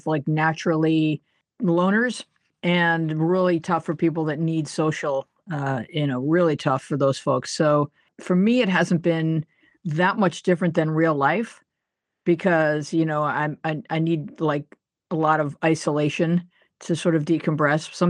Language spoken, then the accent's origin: English; Buffalo, New York, United States; moved away; I was born in Buffalo, New York. Grew up in suburban Buffalo, New York